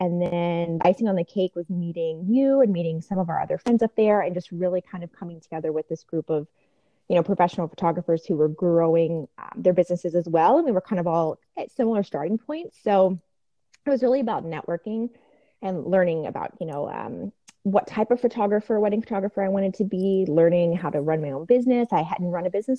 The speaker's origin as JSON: {"language": "English", "town": "Richmond", "region": "Virginia", "country": "United States", "also_born_or_lived": "Washington, District of Columbia, United States", "moved": "yes", "lives_now": "Northern Virginia, United States", "said": "I'm from Richmond originally, so it was nice to get back to Virginia"}